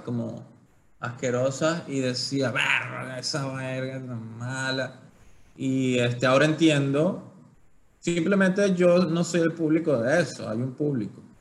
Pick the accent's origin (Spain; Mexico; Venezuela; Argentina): Venezuela; moved away; nosotros somos criados y crecidos en, Latinoamérica, Venezuela